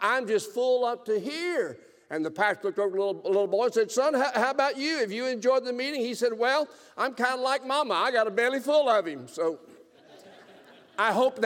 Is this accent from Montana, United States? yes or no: no; South Alabama, United States; I am from South Alabama